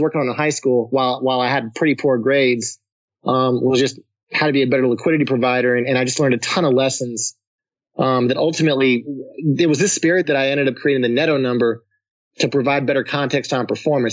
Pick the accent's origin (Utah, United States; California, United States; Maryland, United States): California, United States; Pinole; I grew up in the Bay Area, East Bay Area, San Francisco, a small city called Pinal, California. I'm a California native